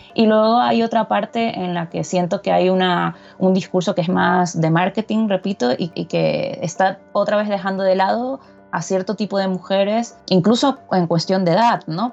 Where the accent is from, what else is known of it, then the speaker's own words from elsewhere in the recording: Guayaquil, Guayas, Ecuador; moved away as an adult; also born or lived in Barcelona, Spain; now in Madrid, Spain; yo soy de Guayaquil, una ciudad de la zona costera de, Ecuador